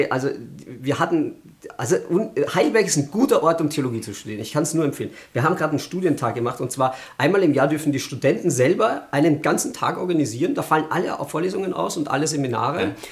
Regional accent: Austria; now in Germany; Ich bin ja Österreicher, also es

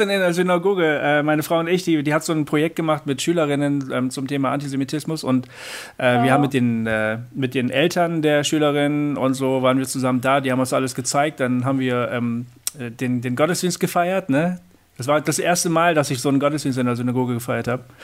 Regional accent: Northern Germany, Germany; Weil Norddeutschland interessiert mich natürlich als Norddeutscher.

